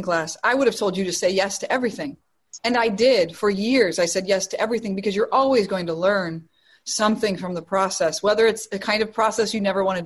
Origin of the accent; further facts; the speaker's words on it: Chicago, Illinois, United States; my hometown in Chicago